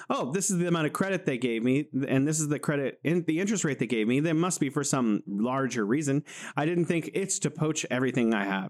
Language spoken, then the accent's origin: English; California, United States; moved away as an adult; now in Wuhan, China; I'm originally from California in the United States, but I'm living here in beautiful Wuhan, China